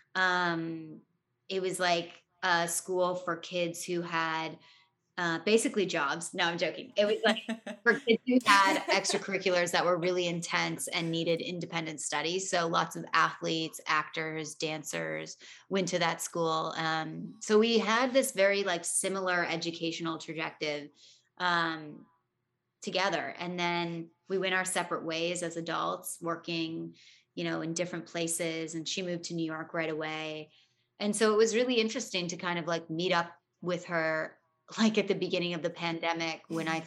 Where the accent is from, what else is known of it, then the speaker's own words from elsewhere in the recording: Toronto, Ontario, Canada; growing up in Toronto